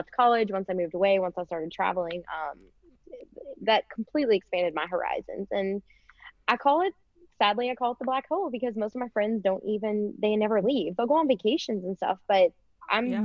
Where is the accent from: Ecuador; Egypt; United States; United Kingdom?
United States; Louisville, Kentucky; moved away as an adult; I grew up in Louisville, which is still the biggest city in Kentucky